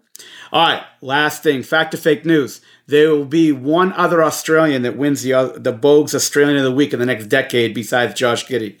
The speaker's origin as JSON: {"language": "English", "town": "Boston", "region": "Massachusetts", "country": "United States", "tie": "born or raised there", "said": "you take my hometown out of Boston out of it."}